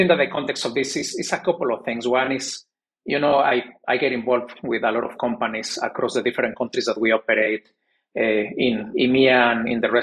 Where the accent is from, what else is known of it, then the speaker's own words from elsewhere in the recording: Mexico; moved away as an adult; also born or lived in United States / New York / South Korea / Poland; I'm originally from Mexico, born and raised.